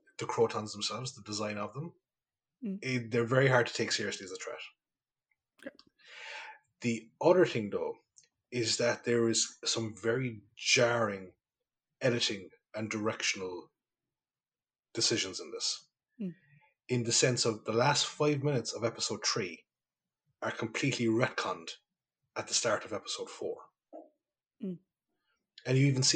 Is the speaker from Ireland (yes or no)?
yes; County Kerry, Ireland; moved away; I go home to Kerry